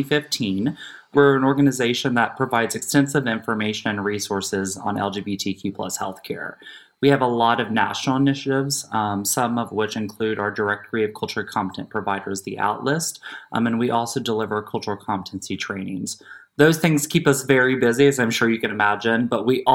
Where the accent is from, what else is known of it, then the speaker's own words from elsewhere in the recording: Southern Indiana, United States; I'm born and raised in Southern Indiana, rural Indiana